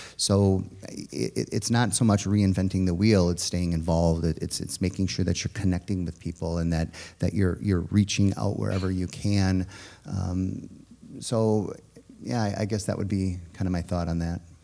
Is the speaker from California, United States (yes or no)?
no; Richfield, Wisconsin, United States; also born or lived in Kewaskum, Wisconsin / Jackson, Wisconsin; now in Slinger, United States; I grew up in Richfield.